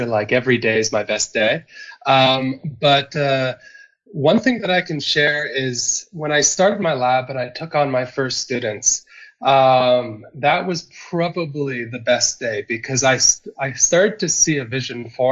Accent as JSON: {"language": "English", "area": "close to Toronto", "region": "Ontario", "country": "Canada", "tie": "born or raised there", "moved": "as an adult", "lives_now": "South Africa", "said": "I'm originally from Canada. I come from Ontario, so close to Toronto"}